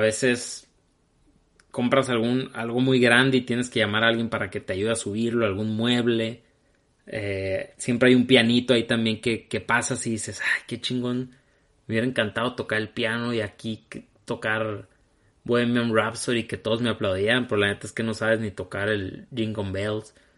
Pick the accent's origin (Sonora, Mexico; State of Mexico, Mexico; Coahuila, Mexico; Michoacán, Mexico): Sonora, Mexico; Hermosillo; los que somos de Hermosillo y somos de mi edad